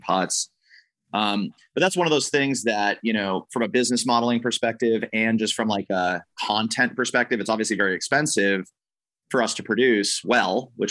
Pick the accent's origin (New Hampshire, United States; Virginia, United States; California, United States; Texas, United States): New Hampshire, United States; now in Los Angeles, United States; I grew up in New Hampshire, right? So I live in LA now